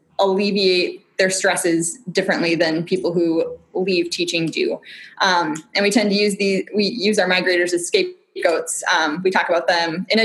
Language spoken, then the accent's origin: English; southern Wisconsin, United States; moved away as an adult; also born or lived in Minnesota; now in Oregon, United States; I grew up in southern Wisconsin on a dairy farm